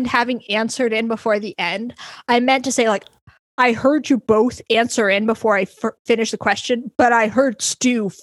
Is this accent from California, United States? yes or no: no; Colorado, United States; I grew up in Colorado